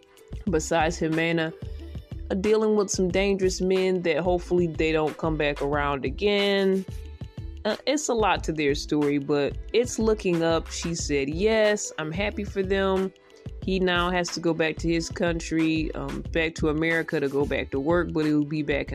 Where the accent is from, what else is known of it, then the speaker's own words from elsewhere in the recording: Detroit, Michigan, United States; I'm from Michigan as well, Detroit